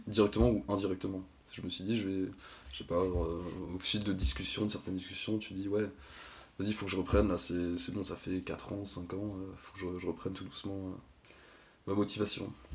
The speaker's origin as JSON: {"language": "French", "town": "Lorient", "region": "Brittany", "country": "France", "also_born_or_lived": "Rennes", "moved": "as an adult", "said": "je viens de Lorient"}